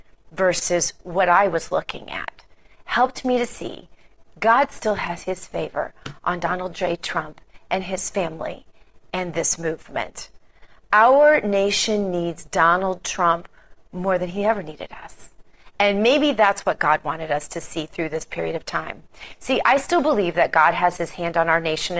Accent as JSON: {"language": "English", "region": "the Ozarks", "country": "United States", "moved": "yes", "lives_now": "Palm Beach, United States", "said": "I'm from the Ozarks, an Ozarks girl, and I still think of myself very much that way"}